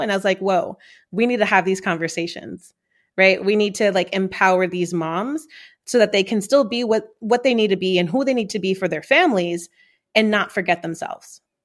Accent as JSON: {"language": "English", "town": "New York City", "region": "New York", "country": "United States", "tie": "born or raised there", "said": "growing up in Corona, Queens, New York"}